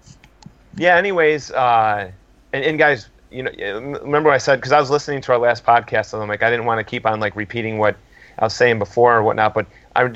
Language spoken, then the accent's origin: English; United States; us Americans